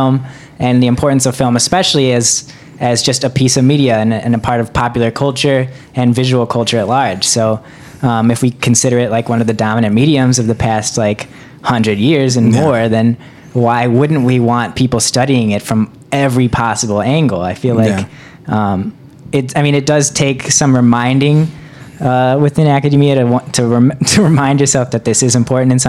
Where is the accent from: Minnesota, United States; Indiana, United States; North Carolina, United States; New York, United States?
Indiana, United States; Hobart; moved away as an adult; also born or lived in Evanston, Illinois; I am from, it's called Hobart, Indiana, which is a small town in Northwest Indiana